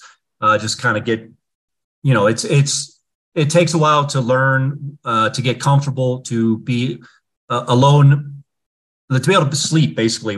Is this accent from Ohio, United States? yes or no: yes; Cleveland, Ohio, United States; I grew up in Ohio, near Cleveland